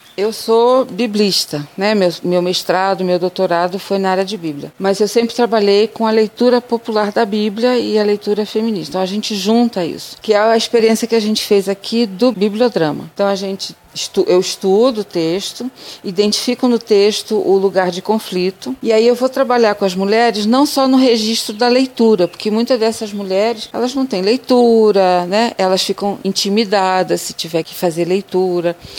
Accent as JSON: {"language": "Portuguese", "region": "interior of Rio de Janeiro", "country": "Brazil", "also_born_or_lived": "southern Bahia / Mato Grosso", "moved": "yes", "said": "eu sou do interior do Rio de Janeiro"}